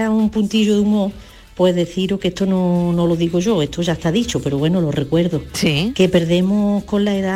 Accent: Torredonjimeno, Andalusia, Spain; de Torredón Jiménez.

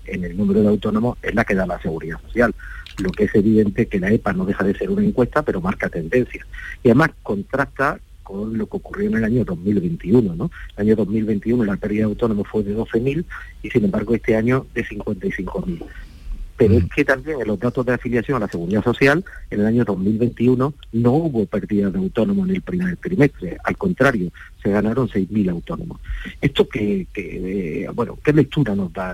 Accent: Andalusia, Spain; Yo como andaluz

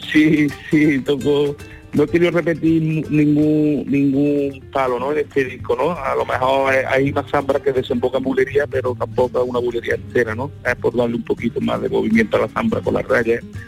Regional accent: Córdoba, Andalusia, Spain; soy de Córdoba

